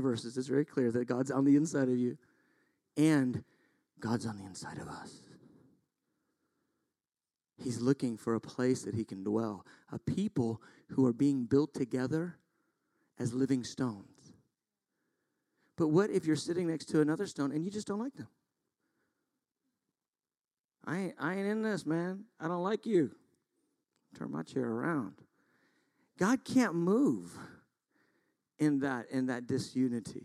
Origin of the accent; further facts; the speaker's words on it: United States; we are so American